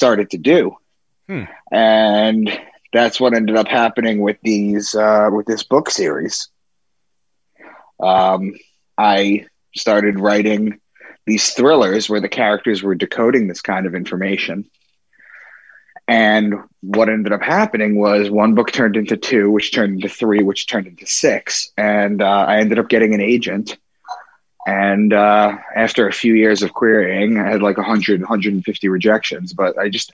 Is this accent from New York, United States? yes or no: yes; Long Island, New York, United States; moved away as an adult; also born or lived in Boston / Braintree, Massachusetts; I'm from Long Island.